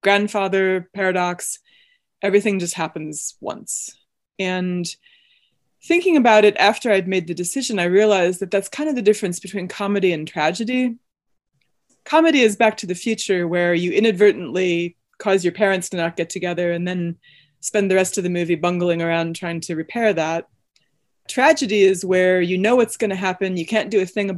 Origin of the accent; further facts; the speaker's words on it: Evanston, Illinois, United States; also born or lived in Chicago; I grew up in Evanston and have lived in Chicago since 1999.